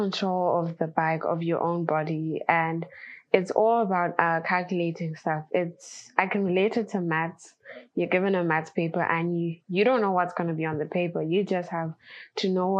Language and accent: English; Zimbabwe; I come from Zimbabwe in Africa